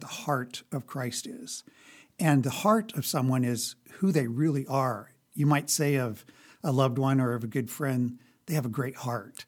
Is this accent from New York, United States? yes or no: no; Lincoln, Nebraska, United States; I grew up here in Lincoln